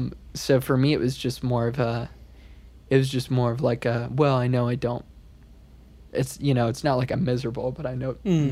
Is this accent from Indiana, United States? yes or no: yes; Fort Wayne, Indiana, United States; moved away as an adult; now in Nashville, United States; Yeah, so I've been in Nashville for 4 years now. I was born and raised in Fort Wayne, Indiana.